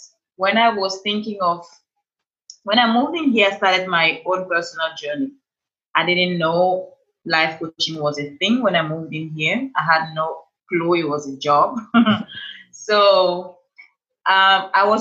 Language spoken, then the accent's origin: English; Cameroon; moved away as an adult; now in Los Angeles, United States; So I'm originally from Cameroon. That's where I have this beautiful accent. I moved in to Los Angeles 4 years ago, straight from Cameroon